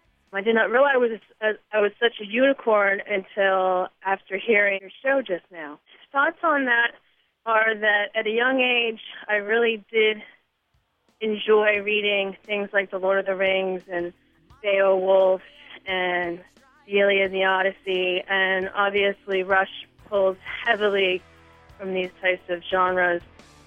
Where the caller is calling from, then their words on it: outside of Philadelphia, Pennsylvania, United States; I'm calling from outside of Philadelphia.